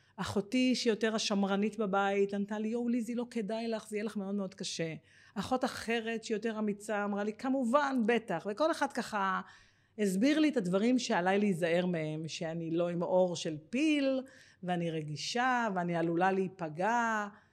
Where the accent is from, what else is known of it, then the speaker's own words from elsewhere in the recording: Givatayim, Tel Aviv District, Israel; moved away as an adult; now in Ganei Tikva, Israel; נולדתי בגבעתיים, אני בת, אה, יש לי עוד שלוש אחיות, אה, גדלתי